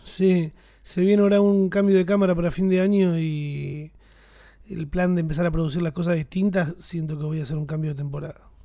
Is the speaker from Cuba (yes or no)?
no; Argentina; somos argentinos